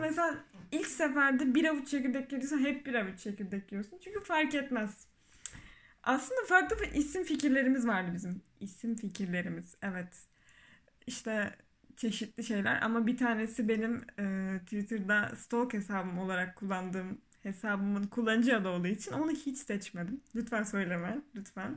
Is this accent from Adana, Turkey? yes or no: yes; Adana, Turkey; Adana'da hastanede doğup büyümüşüz.